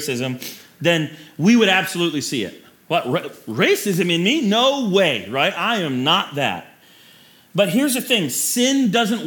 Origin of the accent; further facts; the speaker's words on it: Florida, United States; when I grew up in Florida, we had alligator and people ate it